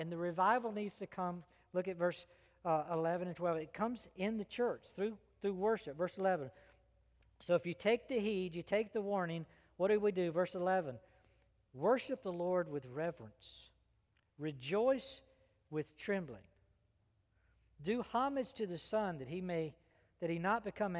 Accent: United States; As American

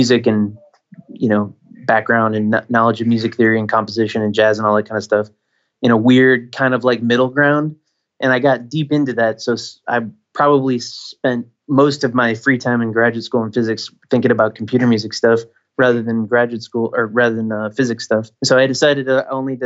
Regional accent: Michigan, United States; moved away; I grew up in Michigan, so I grew up around snow

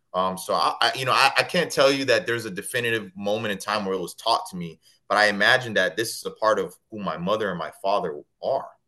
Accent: Kissimmee, Florida, United States; also born or lived in Connecticut; Kissimmee, Florida is actually the city I grew up in, about 20 minutes from Disney

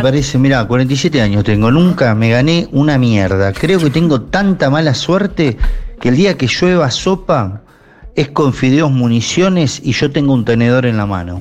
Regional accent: Banfield, Buenos Aires Province, Argentina; soy de Banfield.

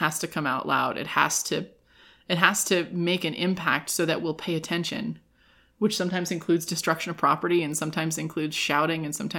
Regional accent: California, United States; now in Reno, United States; when I was growing up in California

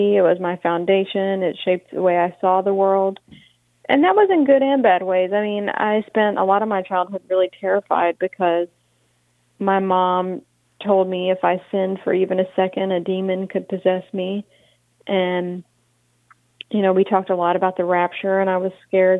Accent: Monroe, Louisiana, United States; I grew up in Monroe.

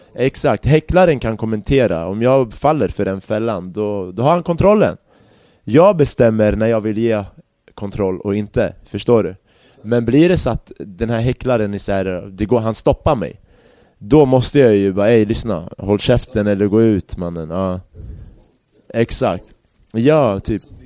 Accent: Järfälla, Stockholm County, Sweden; also born or lived in Baghdad, Iraq / Barcelona, Spain; när jag växte upp i Jakobsberg

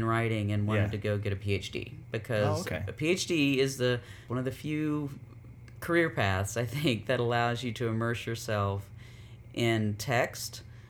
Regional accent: Durham, North Carolina, United States; also born or lived in Robeson County, North Carolina; I was born in Robeson County, but raised in Durham, 2 hours away. And so have always had this kind of strong relationship to home, to Robeson County, but also really, you know, multicultural upbringing.

